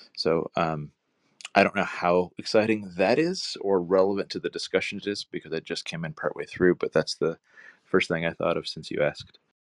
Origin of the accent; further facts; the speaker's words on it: Santa Cruz, California, United States; moved away; I grew up in Santa Cruz up in Northern California